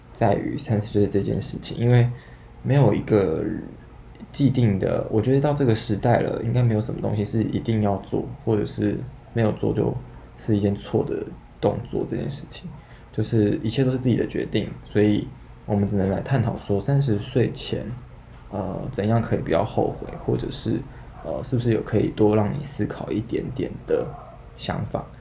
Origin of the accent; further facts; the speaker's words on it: Taiwan; 以台湾来说是第三母语啦，就你爱的可能有会客家、好好台语，然后中文，那所以就会再多会英文